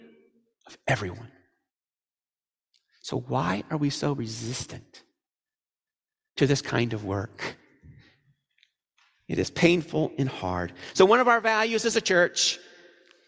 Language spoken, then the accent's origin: English; Missouri, United States; I'm from Missouri